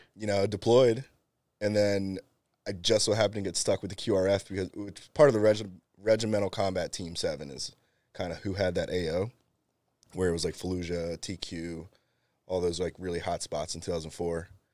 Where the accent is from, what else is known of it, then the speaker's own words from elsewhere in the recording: Bristol, Pennsylvania, United States; moved away as an adult; also born or lived in California; I grew up in Bristol, and then, uh, two thousand four came, graduated